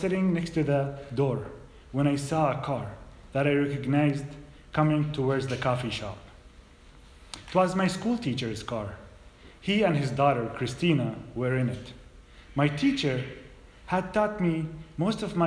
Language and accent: English; Bethlehem, West Bank, Palestine; moved away as an adult; now in United States; I'm a Muslim, Arab, Palestinian from Bethlehem. I grew up in the Dehesha refugee camp